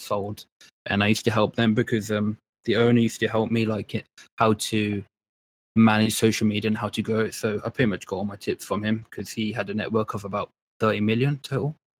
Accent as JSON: {"language": "English", "town": "Birmingham", "region": "West Midlands", "country": "United Kingdom", "tie": "born or raised there", "also_born_or_lived": "London", "said": "I was, uh, born in London and then now I was raised in Birmingham in, uh, the U K"}